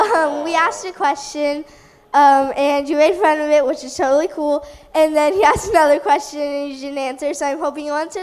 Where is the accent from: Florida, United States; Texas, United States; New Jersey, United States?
Texas, United States; Houston; I'm from Houston.